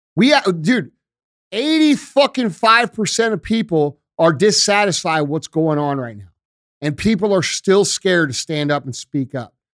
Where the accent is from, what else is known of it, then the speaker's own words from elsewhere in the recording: United States; We as American citizens